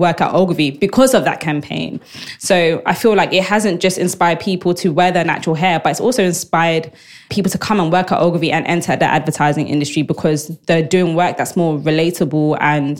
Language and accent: English; London, United Kingdom; I grew up in Southeast London. I grew up in an estate called Aylesbury Estate